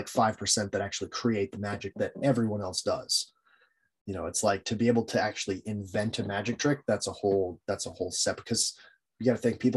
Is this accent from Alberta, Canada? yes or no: yes; Jasper, Alberta, Canada; growing up in Jasper, man, we had the smallest library